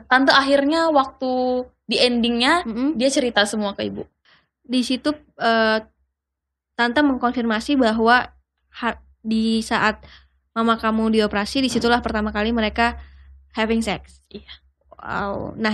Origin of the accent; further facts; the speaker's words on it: Yogyakarta, Special Region of Yogyakarta, Indonesia; umur saya 21 tahun dan saya berasal dari Jogja.